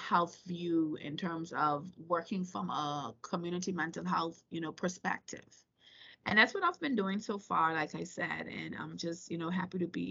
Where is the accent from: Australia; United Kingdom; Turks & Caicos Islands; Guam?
Turks & Caicos Islands; also born or lived in Virginia, United States; I was born and raised in the Turks and Caicos Islands